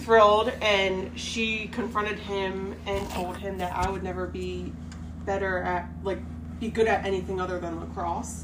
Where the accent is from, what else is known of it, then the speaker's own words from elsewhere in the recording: Hatfield, Pennsylvania, United States; Hatfield, Pennsylvania. So that's Montgomery County, right outside of Philadelphia